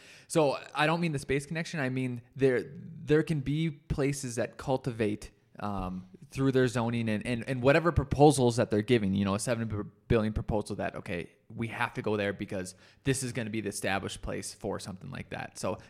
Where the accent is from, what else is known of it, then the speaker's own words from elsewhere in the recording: North Dakota, United States; I come from the North and, you know, North Dakota and the Midwest, and they're very anti-progressive too.